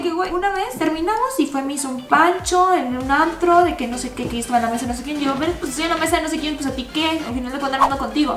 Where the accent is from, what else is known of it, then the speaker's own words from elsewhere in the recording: Tamaulipas, Mexico; moved away; also born or lived in Mexico City / Monterrey; yo soy de un pueblito de Tamaulipas